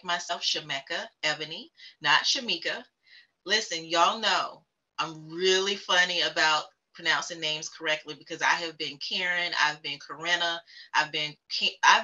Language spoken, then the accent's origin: English; Fayetteville, North Carolina, United States; also born or lived in Charlotte, North Carolina; now in Richmond, United States; I am from Fayetteville, North Carolina